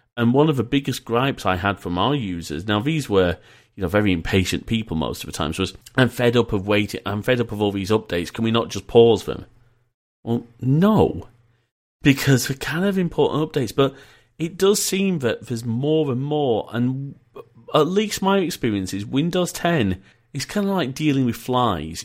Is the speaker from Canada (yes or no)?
no; Leeds, Yorkshire and the Humber, United Kingdom; also born or lived in Preston; I was born in Preston and we moved to Leeds.